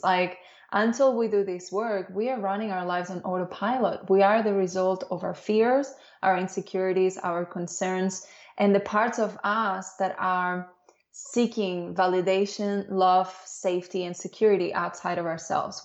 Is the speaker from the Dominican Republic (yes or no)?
yes; Dominican Republic; also born or lived in Spain / Barcelona, Spain; now in Australia; I was born in Spain, but I grew up in the Dominican Republic